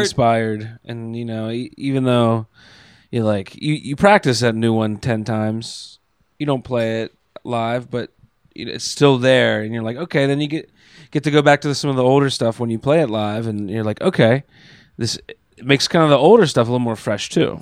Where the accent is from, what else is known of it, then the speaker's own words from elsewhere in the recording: York, Pennsylvania, United States; now in Pittsburgh, United States; I grew up in York, Pennsylvania, uh, just south of Harrisburg